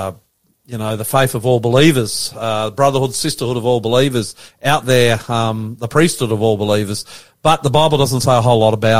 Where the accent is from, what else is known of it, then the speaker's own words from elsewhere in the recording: Australia; I'm an Australian, my wife's an Indonesian